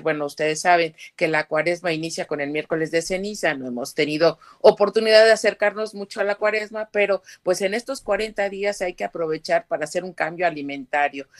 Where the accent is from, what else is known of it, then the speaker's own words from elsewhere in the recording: Puebla, Mexico; tanto mexicana como poblana